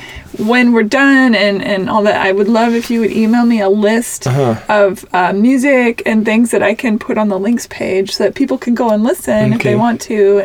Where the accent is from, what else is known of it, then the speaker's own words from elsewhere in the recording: Seattle, Washington, United States; I grew up in Seattle